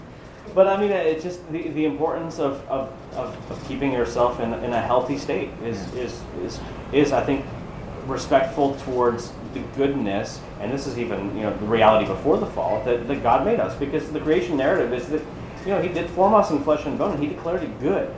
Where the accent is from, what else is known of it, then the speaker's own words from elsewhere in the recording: Pennsylvania, United States; moved away as an adult; now in Charleston, United States; if I'm not from Pennsylvania and I didn't move here, you know, 10 years ago